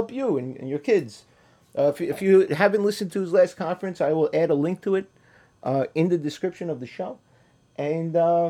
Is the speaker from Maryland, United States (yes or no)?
no; New York City, New York, United States; growing up in Queens and in Brooklyn